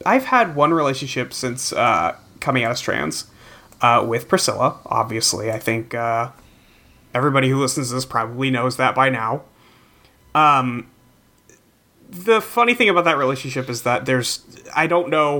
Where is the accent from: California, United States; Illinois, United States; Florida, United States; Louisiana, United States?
California, United States; growing up in California